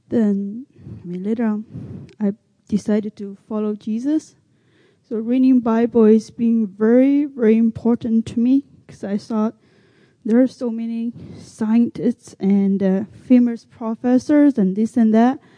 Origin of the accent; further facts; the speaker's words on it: China; English is a second language; moved away as an adult; now in United States; I'm a minority from China. Grew up learning speak Chinese.